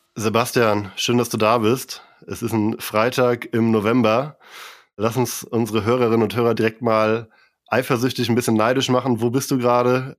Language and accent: German; Kiel, Schleswig-Holstein, Germany; moved away; ich komme auch aus Kiel ursprünglich